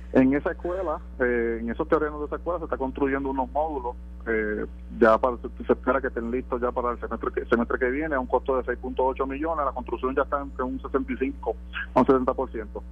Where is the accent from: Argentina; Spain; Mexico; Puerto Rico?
Puerto Rico; Guánica; nuestro pueblo de Guanica